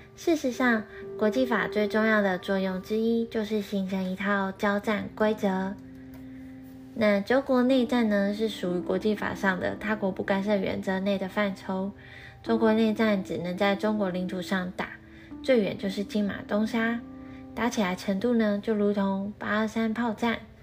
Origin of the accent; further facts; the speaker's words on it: Taiwan; 我们台湾人真正该思考的是我们要如何做出正确的主张